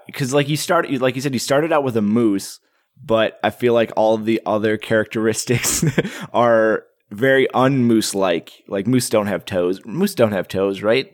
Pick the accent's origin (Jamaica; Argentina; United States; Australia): United States; Wisconsin; moved away; I'm originally from Wisconsin and I grew up with the mythology of the Hodag